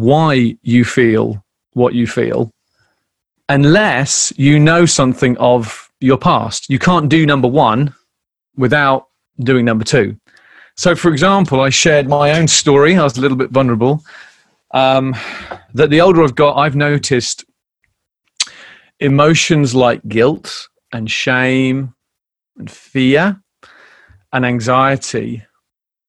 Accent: United Kingdom; being British

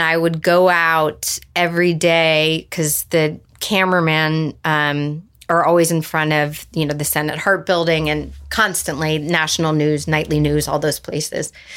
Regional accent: Santa Barbara, California, United States; moved away as an adult; also born or lived in Virginia / Dallas / Boulder; I was growing up in Santa Barbara

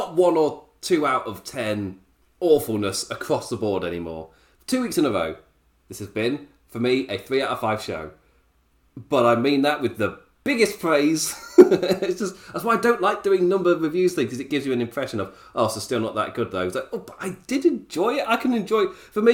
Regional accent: England, United Kingdom; as an Englishman

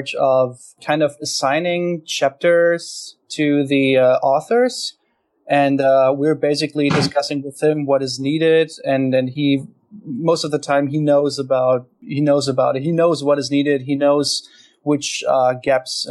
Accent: Hanover, Lower Saxony, Germany; I'm from Hanover, Germany

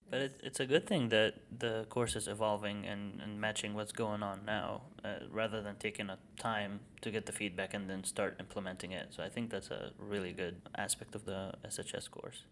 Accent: Egypt; now in United States; I'm from Egypt

